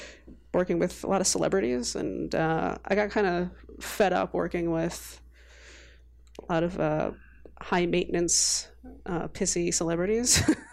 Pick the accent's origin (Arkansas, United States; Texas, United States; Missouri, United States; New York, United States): New York, United States; New York City; moved away as an adult; also born or lived in London; now in Boston, United States; I grew up in New York City my whole life.